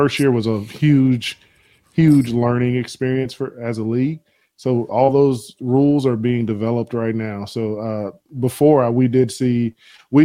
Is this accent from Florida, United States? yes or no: yes; Florida, United States; I'm from Florida